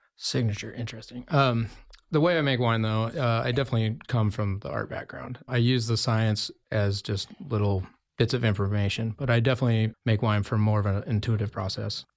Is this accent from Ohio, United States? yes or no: no; Jackson, Wyoming, United States; moved away as an adult; also born or lived in Oregon / Bend, Oregon; now in Carlton, United States; I grew up in Jacksonville, Wyoming